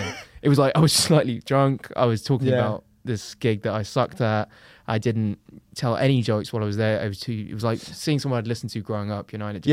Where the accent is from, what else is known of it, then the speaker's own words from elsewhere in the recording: London, United Kingdom; I'm from London and I'm a comedian.